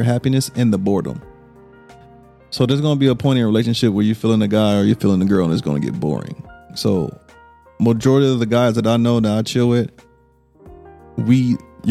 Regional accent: Louisiana, United States; I'm from Louisiana

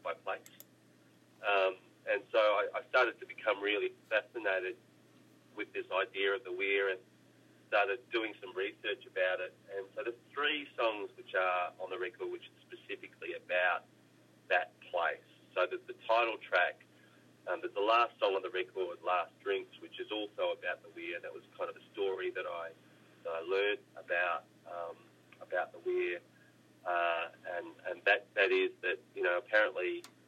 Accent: Australia; grow up as an Australian

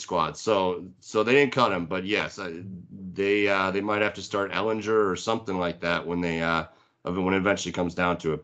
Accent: Minnesota, United States; we're from Minnesota

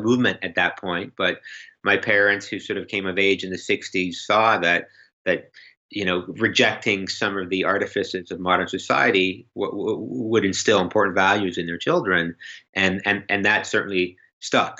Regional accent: Canada; as a Canadian

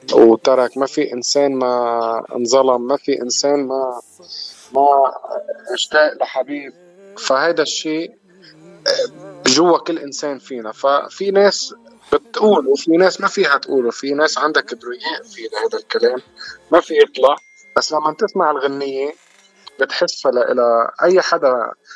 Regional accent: Lebanon; moved away as an adult; now in Canada; انا من لبنان

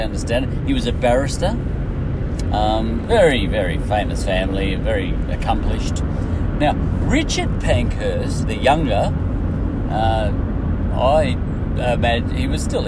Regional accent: Australia; I'm from Australia

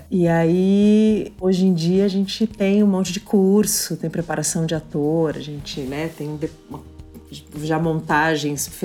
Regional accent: Curitiba, Paraná, Brazil; moved away as an adult; also born or lived in São Paulo; Aí eu voltei para Curitiba, meus pais voltaram para Curitiba quando eu tinha um ano. Uhum. Então eu cresci em Curitiba.

